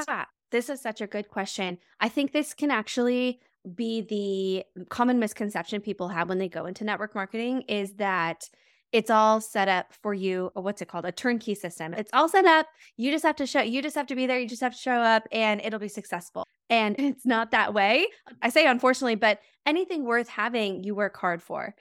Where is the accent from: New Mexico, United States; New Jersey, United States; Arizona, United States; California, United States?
New Mexico, United States; moved away as an adult; now in Milwaukee, United States; I'm originally from New Mexico, moving out to the Midwest.